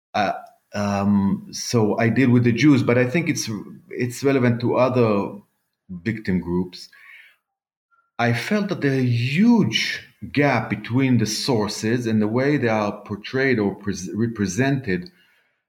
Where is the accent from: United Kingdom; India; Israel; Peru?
Israel; Jerusalem, Jerusalem District; also born or lived in Canada; I was born in Israel, actually in Jerusalem, almost never left Jerusalem just for, you know, academic reasons